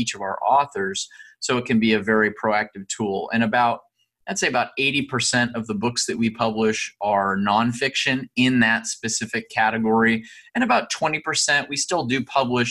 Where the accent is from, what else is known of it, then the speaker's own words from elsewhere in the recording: Southern California, United States; I grew up in Southern California